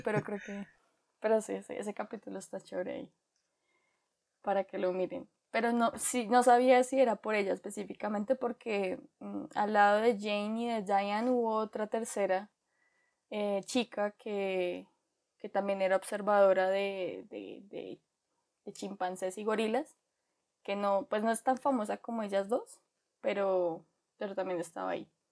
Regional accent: Colombia; como colombianos

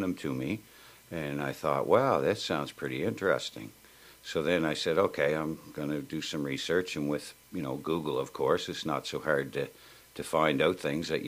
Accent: Lower Sackville, Nova Scotia, Canada; Well, we grew up in Lower Sackville, and when I first moved here in the early 60s or middle 60s, it was a country

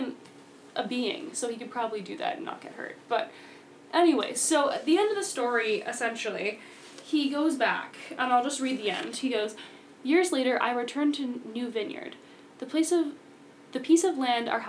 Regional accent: New Hampshire, United States; we're from New Hampshire.

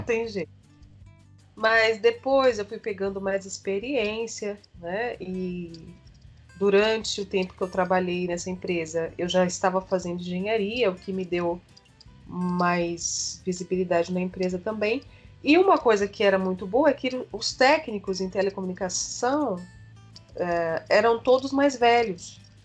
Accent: São Paulo, Brazil; Eu nasci em São Paulo, capital, hum. na zona norte de São Paulo, e hum. fiquei morando aqui até na casa dos meus 32 anos.

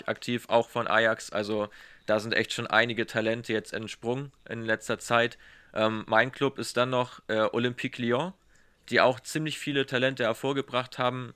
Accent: Germany; als Deutscher

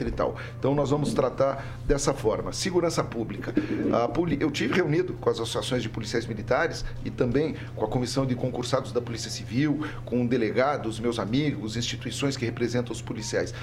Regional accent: Curitiba, Paraná, Brazil; a banda de rock and roll mais famosa da minha juventude em Curitiba

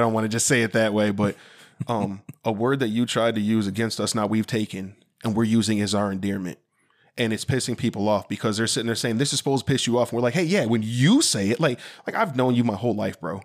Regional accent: Sycamore, Illinois, United States; growing up in Sycamore, Illinois

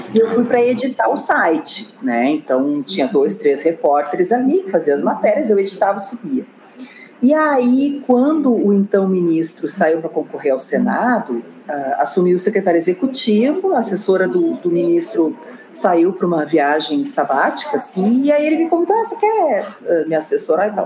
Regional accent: Porto Alegre, Rio Grande do Sul, Brazil; accent: gaúcho; moved away as an adult; also born or lived in Brasília; vocês têm sotaque gaúcho, ah, nós somos de Porto Alegre

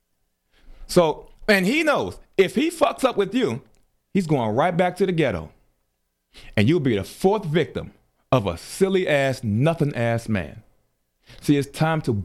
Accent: Chicago, Illinois, United States; You're talking to someone from Chicago. I am from Chicago

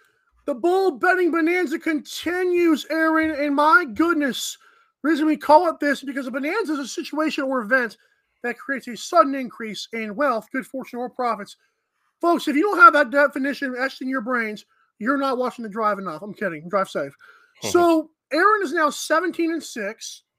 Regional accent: the South, United States; I am from the South.

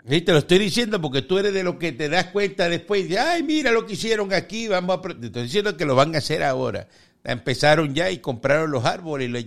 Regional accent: Cuba; moved away; nosotros vivimos allí y, somos de, somos cubanos

